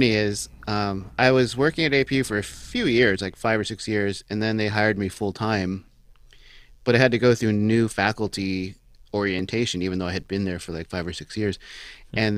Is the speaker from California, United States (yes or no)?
yes; Arcadia, California, United States; born or raised there